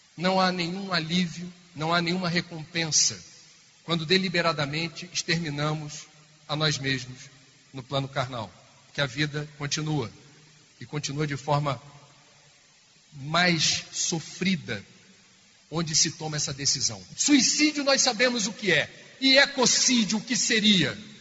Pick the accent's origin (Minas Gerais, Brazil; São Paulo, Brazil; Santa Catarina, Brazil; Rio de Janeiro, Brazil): Rio de Janeiro, Brazil; lá no Rio de Janeiro, de onde eu venho